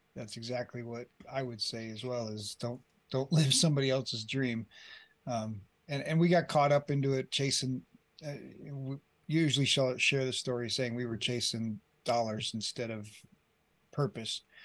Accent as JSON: {"language": "English", "region": "Colorado", "country": "United States", "tie": "born or raised there", "also_born_or_lived": "Colombia", "moved": "as an adult", "said": "I grew up here in Colorado"}